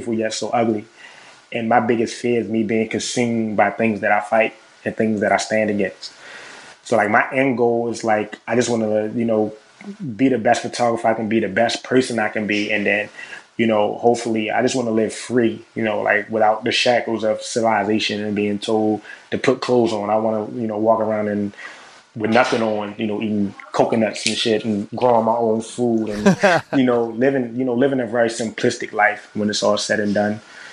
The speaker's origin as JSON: {"language": "English", "town": "Baltimore", "region": "Maryland", "country": "United States", "tie": "born or raised there", "said": "I'm from Baltimore."}